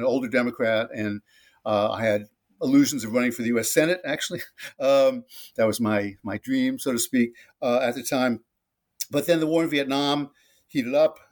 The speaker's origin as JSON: {"language": "English", "region": "New Jersey", "country": "United States", "tie": "born or raised there", "said": "on the streets of my hometown in uh, New Jersey, suburb of New York City"}